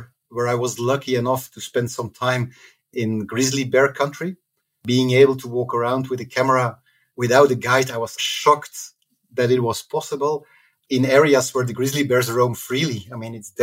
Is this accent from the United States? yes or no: no; Belgium; moved away as an adult; I'm in Antwerp, Belgium, currently in what's my original location